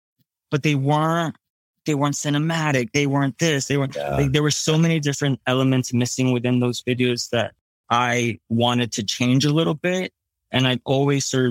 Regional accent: New Jersey, United States; moved away as an adult; now in New York City, United States; I'm a kid from Jersey. I'm Puerto Rican.

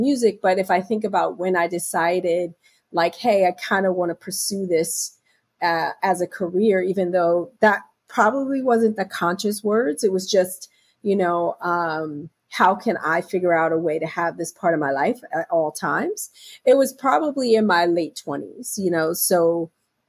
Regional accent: Philadelphia, Pennsylvania, United States; now in New York, United States; I'm originally from Philadelphia.

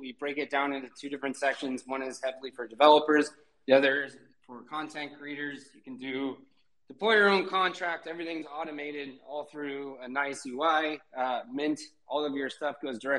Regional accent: Portland, Oregon, United States; now in Portugal; I'm from Portland, Oregon, where I would surf out there

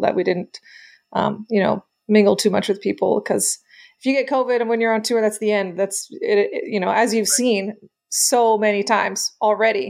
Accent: Canada; we're Canadian

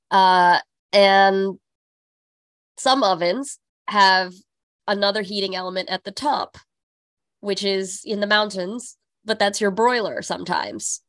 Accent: California, United States; now in New York City, United States; growing up in California

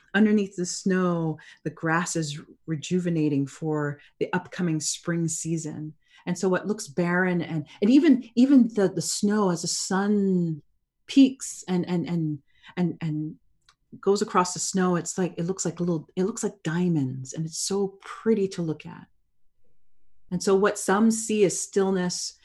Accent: Canada; I was born and raised in Canada.

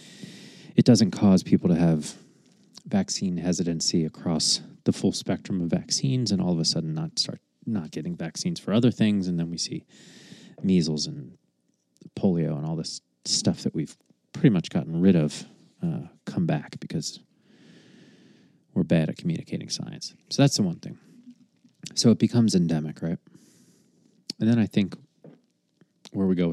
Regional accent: United States; as an American, a stupid, ignorant American

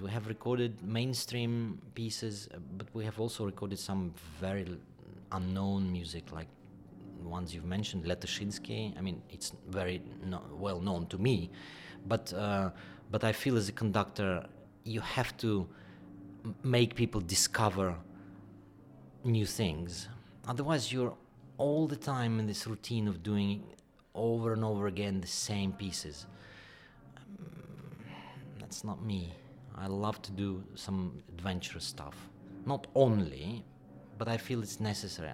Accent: Kyiv, Ukraine; moved away; also born or lived in England; I was born in Kiev

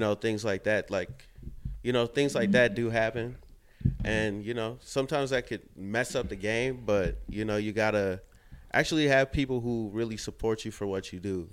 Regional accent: Saint Paul, Minnesota, United States; now in Minneapolis, United States; Originally from Saint Paul

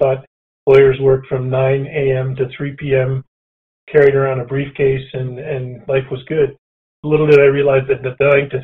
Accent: Provost, Alberta, Canada; also born or lived in Edmonton, Alberta / Sherwood Park, Alberta; now in Calgary, Canada; I grew up in the sprawling metropolis of Provost, Alberta.

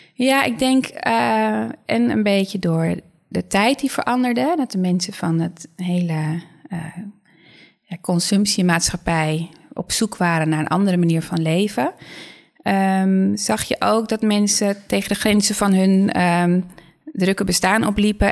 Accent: Netherlands; vrij direct altijd als, we, mhm. als Nederlanders

